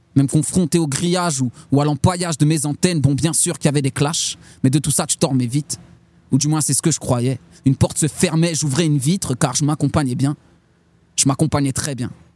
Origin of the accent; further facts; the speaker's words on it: Châlons-en-Champagne, Grand Est, France; Chalam, c'est Chalon Champagne. C'est en amont, à, à l'est de Paris, en amont, sur la Marne, deux cents kilomètres à peu près. Et, euh, voilà, c'est là d'où je viens